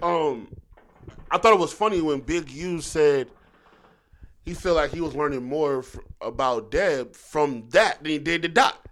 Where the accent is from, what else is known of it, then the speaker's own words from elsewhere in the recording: Philadelphia, Pennsylvania, United States; moved away; I'm from Philly. You know I grew up going back and forth